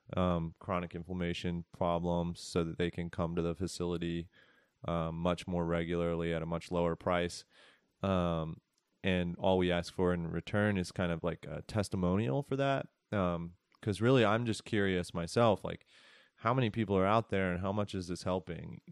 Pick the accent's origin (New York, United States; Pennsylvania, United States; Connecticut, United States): Pennsylvania, United States; Philadelphia; also born or lived in San Francisco; now in Asheville, United States; I grew up in Northeast Philadelphia